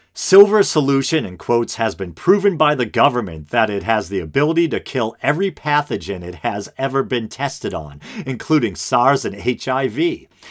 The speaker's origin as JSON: {"language": "English", "town": "Burlington", "region": "Massachusetts", "country": "United States", "tie": "born or raised there", "said": "in Massachusetts, uh, right in my hometown here of Burlington"}